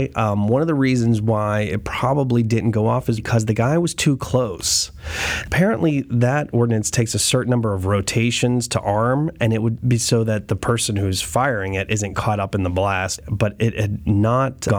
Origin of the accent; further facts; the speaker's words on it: New Kensington, Pennsylvania, United States; moved away as an adult; also born or lived in Istanbul, Turkey / Cairo, Egypt; I'm from New Kensington